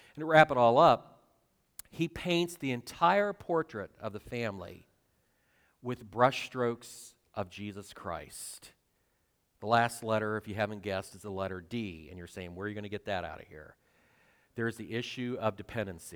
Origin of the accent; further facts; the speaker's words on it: twenty miles north of Cedarville, Ohio, United States; moved away; Cedarville, which is twenty miles south of my hometown